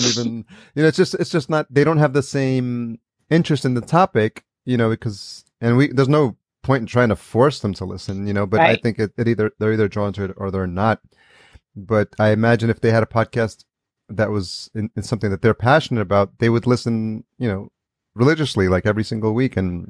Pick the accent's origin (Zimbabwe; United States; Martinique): United States; New York; and I grew up in New York as well, Long Island is really blue collar community, right?